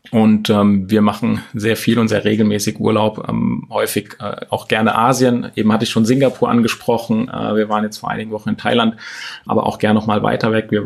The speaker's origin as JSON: {"language": "German", "region": "Thuringia", "country": "Germany", "tie": "born there", "also_born_or_lived": "Hesse", "moved": "yes", "said": "aus Thüringen. Also ich bin geboren in Thüringen und dann mit meinen Eltern kurz vor dem Mauerfall tatsächlich ähm, ausgereist hier nach Hessen, ähm, ungefähr 80 Kilometer entfernt von Frankfurt"}